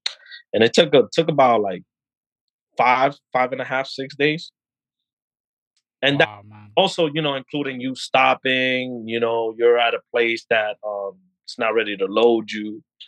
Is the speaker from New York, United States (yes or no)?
yes; New York, United States; But you know, like I'm a New Yorker, so I'm like, I'm done with the 1 hour, 2 hour commute.